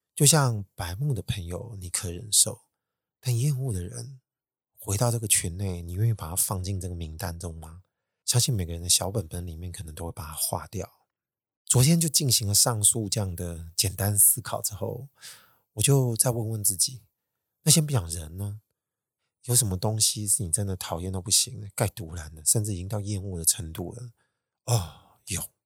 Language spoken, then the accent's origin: Chinese; Taiwan; 要我们台湾人认错实在太难了